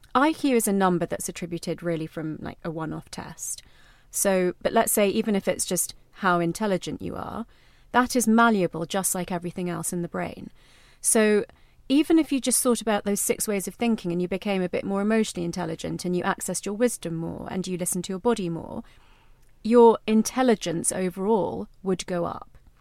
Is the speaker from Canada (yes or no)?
no; London, United Kingdom; me growing up in London, but in an Indian household